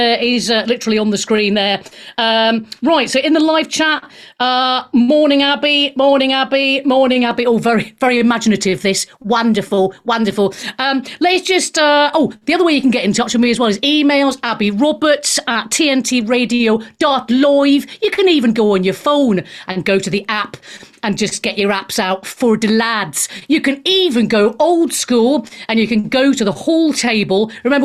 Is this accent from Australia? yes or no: yes; Australia; accent: Australian; I've been criticised already for my Australian accent by Siv, who I'm sure will be calling in later.